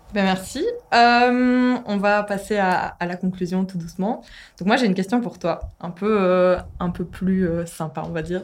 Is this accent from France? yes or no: no; Hainaut, Wallonia, Belgium; moved away as an adult; now in Brussels, Belgium; de base, je viens du Hainaut. J'ai dû venir à Bruxelles pour faire mon master